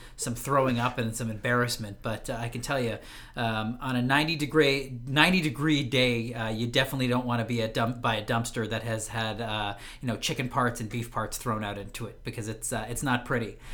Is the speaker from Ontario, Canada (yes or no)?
yes; Ottawa, Ontario, Canada; originally born and raised in Ottawa, Canada